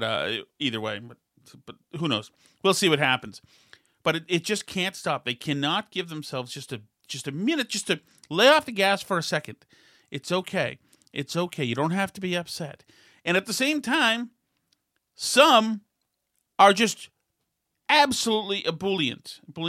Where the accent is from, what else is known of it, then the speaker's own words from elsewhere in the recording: Scranton, Pennsylvania, United States; also born or lived in Delaware; Always from two places. I'm from Scranton and then Delaware.